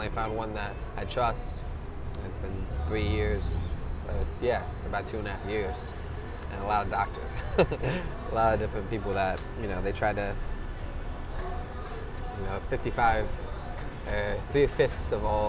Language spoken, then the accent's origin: English; New York, United States; moved away as an adult; now in San Diego, United States; I grew up in New York, and then I came out for school 5 years ago.